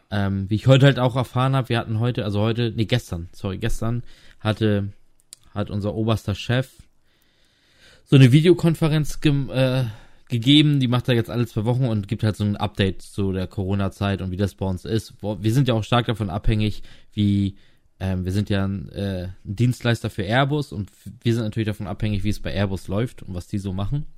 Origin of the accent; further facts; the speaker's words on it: Lower Saxony, Germany; moved away as an adult; also born or lived in Rostock / Graal-Müritz; ich bin auch in Niedersachsen aufgewachsen